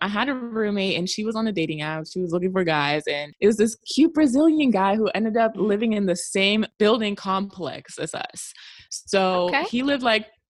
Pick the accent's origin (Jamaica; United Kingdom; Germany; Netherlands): Germany; I'm from Germany.